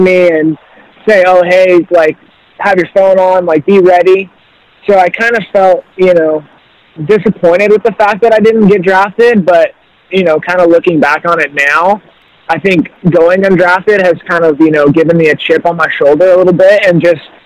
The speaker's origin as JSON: {"language": "English", "town": "Boise", "region": "Idaho", "country": "United States", "tie": "born or raised there", "said": "I'm from Boise, Idaho originally"}